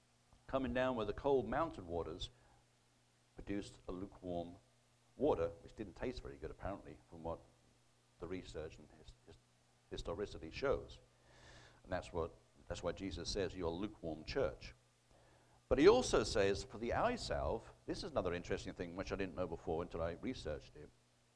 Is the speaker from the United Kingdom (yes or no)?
yes; United Kingdom; now in United States; You know, since I emigrated here in 2002 from Britain, I thought Britain was bad, but unfortunately, I mean, we're here in the Bible Belt in Oklahoma